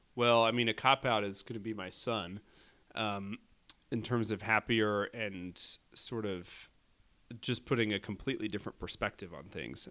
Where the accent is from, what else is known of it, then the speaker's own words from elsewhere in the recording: Indianapolis, Indiana, United States; I say Indianapolis